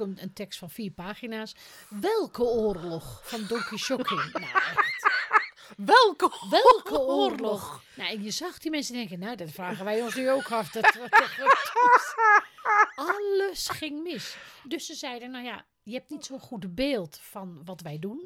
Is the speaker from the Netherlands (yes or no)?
yes; the top of North Holland, Netherlands; accent: West Frisian; moved away; Ik kwam natuurlijk uit de kop van Noord-Holland